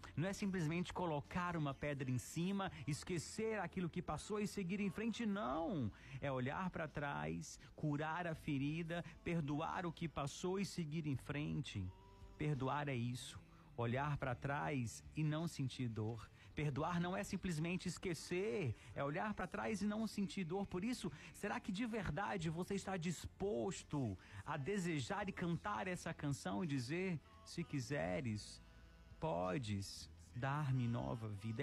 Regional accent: Ceará, Brazil; no interior do nosso Ceará

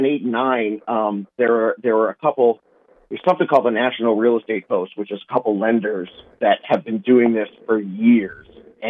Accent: Southern California, United States; I grew up in Southern California playing soccer

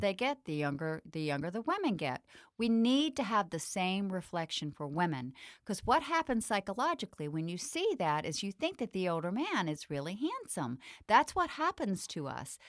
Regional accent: the South, United States; growing up in the South

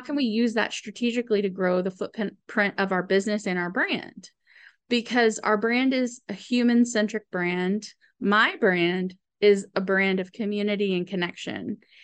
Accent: Austin, Texas, United States; we grew up in Austin in a farmhouse

